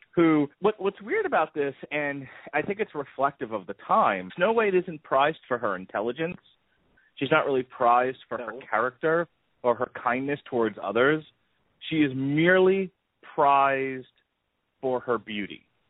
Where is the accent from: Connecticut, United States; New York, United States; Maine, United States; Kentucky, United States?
New York, United States; now in Tampa, United States; I grew up in New York